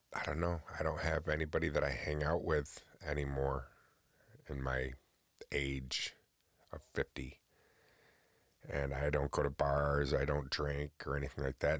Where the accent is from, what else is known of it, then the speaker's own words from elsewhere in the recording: upstate New York, United States; I live in New York, born and raised in New York